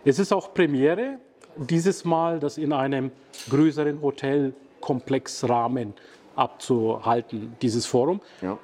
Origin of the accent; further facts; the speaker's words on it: Bayreuth, Bavaria, Germany; der Stadt, wo ich herkomme